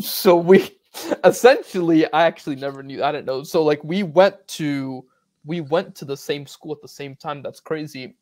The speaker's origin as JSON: {"language": "English", "region": "Northern Virginia", "country": "United States", "tie": "born or raised there", "said": "I'm also from Northern Virginia"}